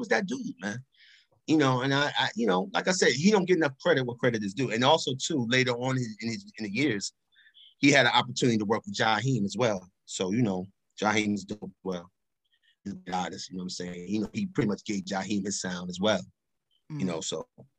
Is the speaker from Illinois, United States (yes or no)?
no; Lakewood, New Jersey, United States; I'm from Lakewood. I'm originally from Lakewood, New Jersey.